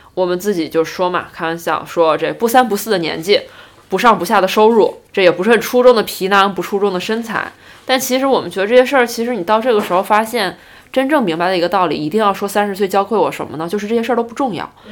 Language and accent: Chinese; Northeast China, China; 作为一个东北人从来没有去滑过雪